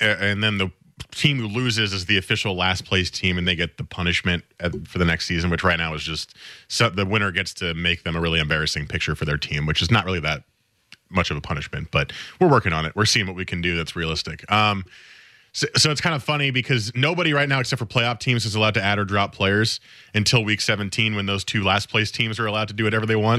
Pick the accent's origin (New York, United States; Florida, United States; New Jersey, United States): New Jersey, United States; moved away; where I grew up in New Jersey